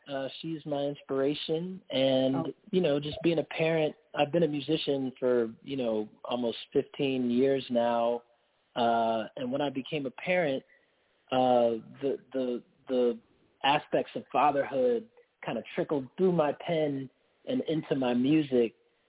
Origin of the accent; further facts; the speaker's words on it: Durham, North Carolina, United States; I'm calling from Durham, North Carolina. I was born and raised here in the South, and I'm calling from my hometown.